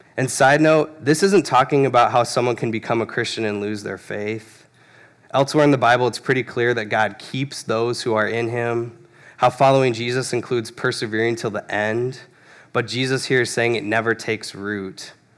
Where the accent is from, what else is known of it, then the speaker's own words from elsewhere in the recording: Phoenix, Arizona, United States; I grew up in Phoenix, Arizona